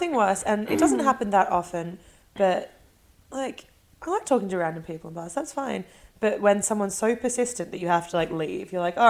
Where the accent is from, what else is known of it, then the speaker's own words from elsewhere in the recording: Australia; moved away; I come from Australia.